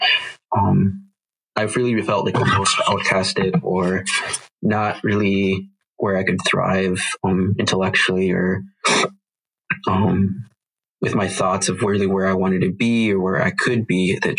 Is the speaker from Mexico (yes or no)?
yes; Chihuahua, Mexico; also born or lived in Minneapolis; So I was born in Minneapolis, St. Paul area, and my mom lived in South St. Paul. But shortly after, my mom had an arranged marriage to a man in Mexico. So we moved down there, and I got Mexican citizenship down there in Chihuahua, Mexico, in a little village.